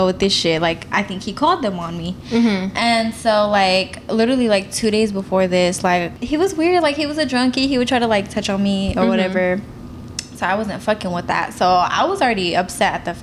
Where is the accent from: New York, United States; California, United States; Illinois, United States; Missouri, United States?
California, United States; Sacramento; I am from South Sacramento